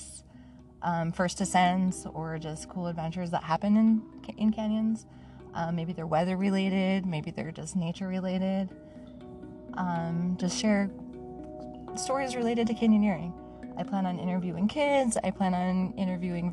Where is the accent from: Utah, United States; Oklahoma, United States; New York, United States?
Utah, United States; Manti; moved away as an adult; also born or lived in Salt Lake City, Utah / Seattle / South Dakota; now in St. George, United States; I was born in Manti, Utah, kind of central middle Utah area. I grew up pretty much as one of those, what do they call them? Like free range kids